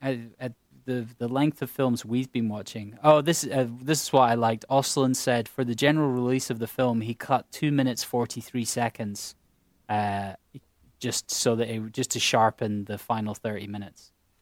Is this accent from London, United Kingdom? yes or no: no; Scotland, United Kingdom; A Swedish person is yet to have an emotion, and I can say that as a Scot.